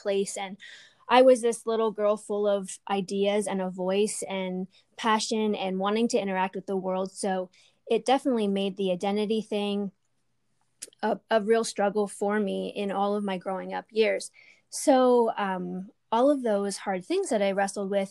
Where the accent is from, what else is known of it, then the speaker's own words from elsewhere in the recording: Lancaster County, Pennsylvania, United States; I was born in Lancaster County. I was raised in a conservative Mennonite community